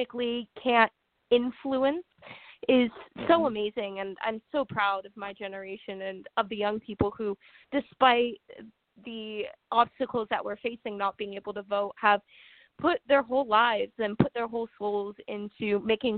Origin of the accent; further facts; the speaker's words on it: San Francisco Bay Area, California, United States; I grew up in California in a very progressive state, a very progressive town.